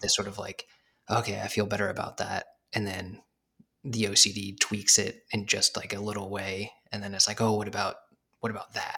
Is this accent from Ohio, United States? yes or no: no; Arizona, United States; moved away as an adult; also born or lived in New York; I'm from Arizona